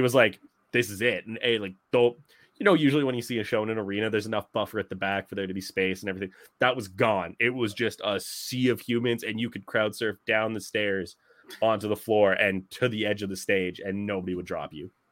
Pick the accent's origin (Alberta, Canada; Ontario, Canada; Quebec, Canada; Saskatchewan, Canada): Alberta, Canada; St. Albert; Saint Albert minor hockey Jerome McGinley jersey because he grew up in my hometown.